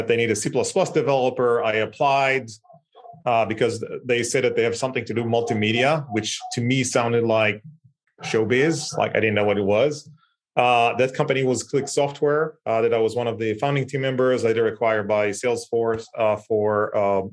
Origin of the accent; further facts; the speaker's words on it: Israel; I was born and raised in Israel, like northest city in the country, small town